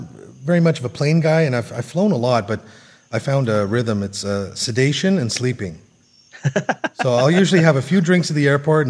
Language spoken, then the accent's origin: English; Canada; I'm a Canadian, so we're all about hockey and maple syrup.